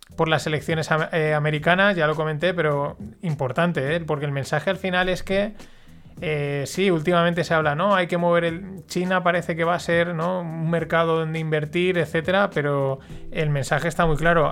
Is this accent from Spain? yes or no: yes; Paterna, Valencian Community, Spain; yo soy alumno de La Salle, de aquí de Paterna